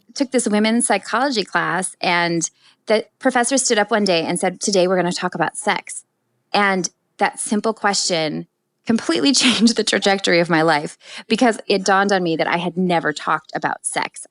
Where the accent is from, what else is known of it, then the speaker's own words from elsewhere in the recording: Minnesota, United States; moved away as an adult; also born or lived in New York; growing up in Minnesota, in you know, really loving family